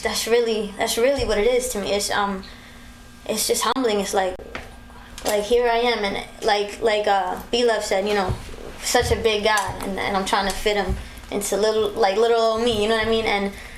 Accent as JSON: {"language": "English", "town": "Bronx", "region": "New York", "country": "United States", "tie": "born or raised there", "said": "I am. Born and raised."}